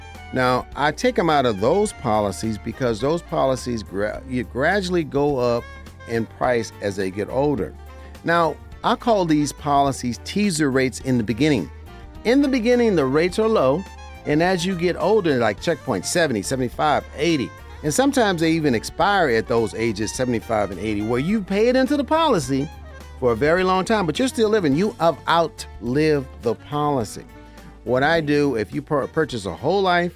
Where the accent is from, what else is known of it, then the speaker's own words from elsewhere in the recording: Las Vegas, Nevada, United States; Las Vegas, Nevada is my hometown. I was born and raised here.